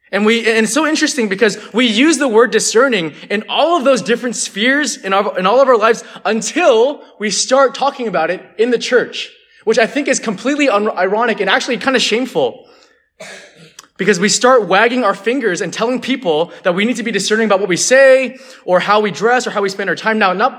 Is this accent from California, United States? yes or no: yes; California, United States; And some of you guys don't know this about me, but I'm actually from the Bay Area, so actually it was a 2-hour drive, not a 9-hour drive.